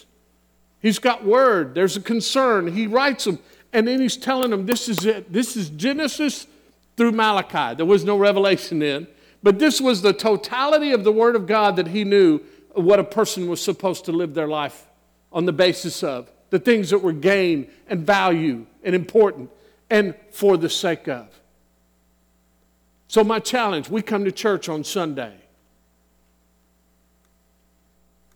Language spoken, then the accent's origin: English; San Antonio, Texas, United States; I was born in 1959 in San Antonio, Texas